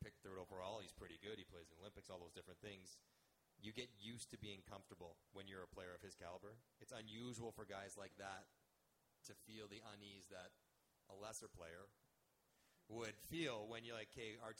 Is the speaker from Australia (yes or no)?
no; Canada; I'm Canadian, proudly